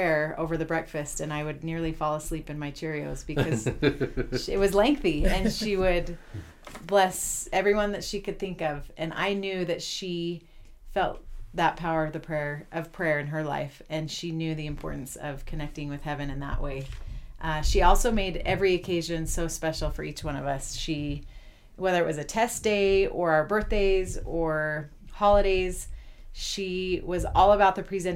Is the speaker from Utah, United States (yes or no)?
yes; Salt Lake City, Utah, United States; moved away as an adult; also born or lived in Ann Arbor, Michigan / Chile; I grew up in Salt Lake, and I attended the University of Utah.